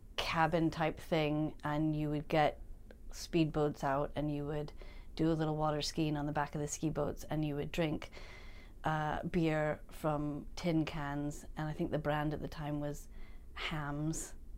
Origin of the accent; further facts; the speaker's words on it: St. Louis, Missouri, United States; moved away as an adult; also born or lived in Chicago; now in Edinburgh, United Kingdom; growing up in Saint Louis